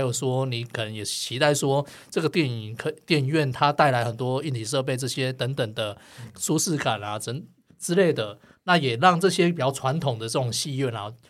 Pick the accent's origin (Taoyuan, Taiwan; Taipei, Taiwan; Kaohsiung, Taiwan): Kaohsiung, Taiwan; Gangshan; moved away; 我老家冈山啊， 有， 也是有一个统一戏院